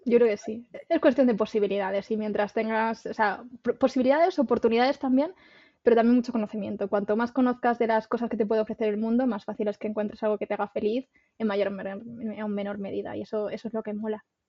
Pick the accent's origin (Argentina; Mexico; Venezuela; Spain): Spain; Extremadura; yo soy de Extremadura